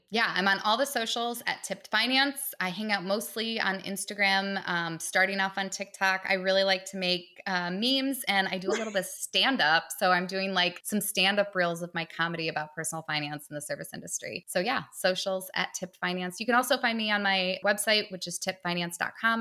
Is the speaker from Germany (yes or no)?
no; Detroit, Michigan, United States; I grew up outside of Detroit in the suburbs